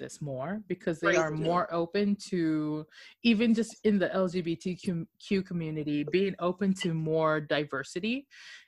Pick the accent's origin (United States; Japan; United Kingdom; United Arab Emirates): Japan; Okinawa; I'm like from Japan or like Okinawa, and I'm like, yes, I'm black and Okinawan